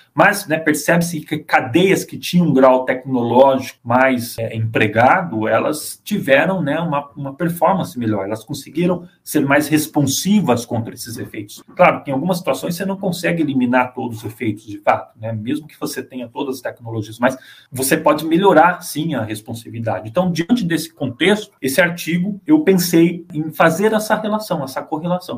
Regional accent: Bauru, São Paulo, Brazil; moved away; Eu sou de Bauru, São Paulo, que é uma cidade que foi formada basicamente pela ferrovia. Então eu fui criado num bairro ali, praticamente à beira da ferrovia

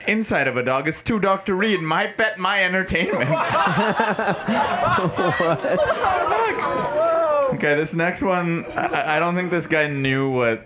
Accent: Mumbai, Maharashtra, India; moved away; I'm Indian. If you can't tell, I grew up in Mumbai in India

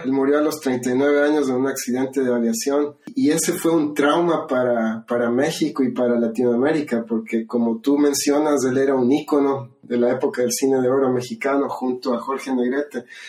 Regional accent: Ecuador; now in California, United States; yo crecí en Ecuador

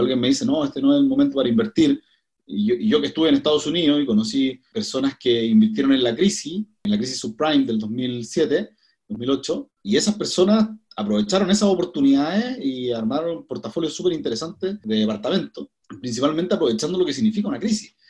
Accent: Coquimbo, Chile; now in Santiago, Chile; soy de Coquimbo. Me vine el año 2005 a, a Santiago

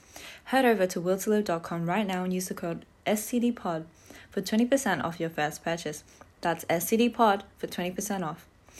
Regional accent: Hawaii, United States; Yeah, I am from Hawaii.

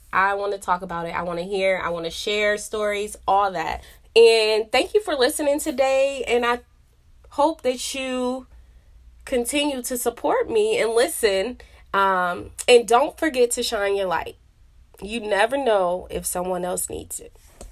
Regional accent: Rockford, Illinois, United States; moved away as an adult; also born or lived in Chicago; now in Texas, United States; we moved away from Chicago when I was, like, seven or eight, and we moved to Rockford

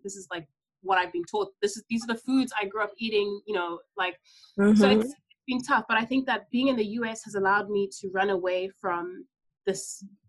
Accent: Ghana; So I'm able to say I am from Ghana or I'm from Africa, which is where like I grew up for most part of my life, and people don't doubt me.

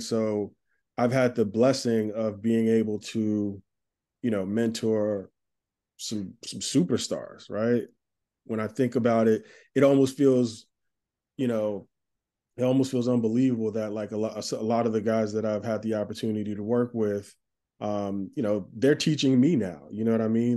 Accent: Plainfield, New Jersey, United States; now in Brooklyn, United States; I grew up in Plainfield, New Jersey

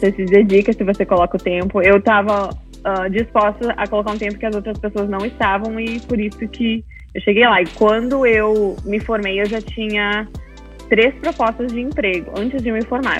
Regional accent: Caxias do Sul, Rio Grande do Sul, Brazil; moved away as an adult; also born or lived in Frisco, Texas; now in Melissa, United States; eu sou de Caxias do Sul, uh, nasci e cresci no Rio Grande do Sul, no Brasil, e estou morando no Texas há 5, 6 anos

